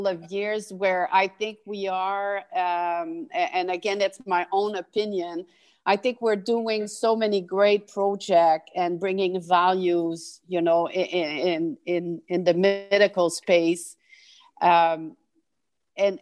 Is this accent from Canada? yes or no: yes; Canada; we need to ask ourselves as Canadian